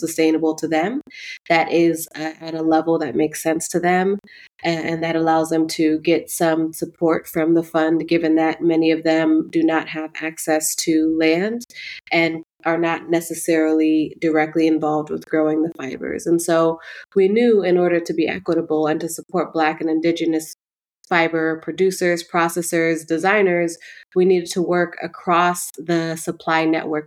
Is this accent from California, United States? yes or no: yes; Oakland, California, United States; growing up in the neighborhood that I grew up in Oakland, West Oakland